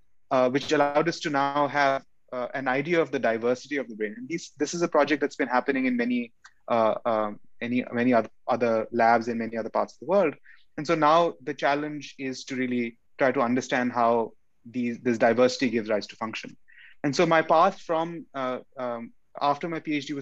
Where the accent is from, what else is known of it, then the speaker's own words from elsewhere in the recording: India; moved away as an adult; also born or lived in Chandigarh, India / New Delhi, India / New York City, United States; now in San Diego, United States; I grew up in India. I was born in India and I grew up in India.